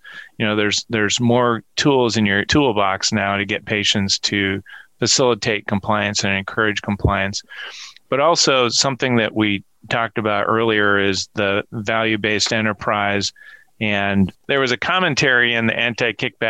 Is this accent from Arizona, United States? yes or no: no; Minnesota, United States; my home state of Minnesota